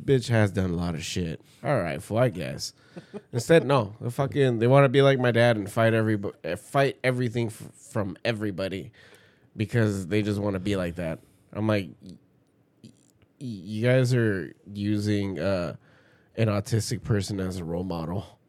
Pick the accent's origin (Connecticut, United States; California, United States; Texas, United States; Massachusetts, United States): California, United States; Pomona; we're fucking from Pomona. Yeah, we're from the hood.